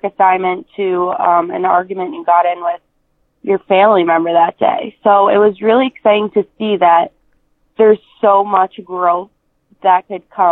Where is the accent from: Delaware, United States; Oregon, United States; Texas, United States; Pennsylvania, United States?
Pennsylvania, United States; Scranton; my hometown of Scranton, PA